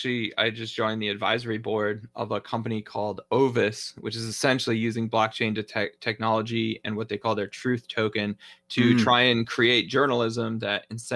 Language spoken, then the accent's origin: English; Georgia, United States; how voting rights are being suppressed in my home state of Georgia.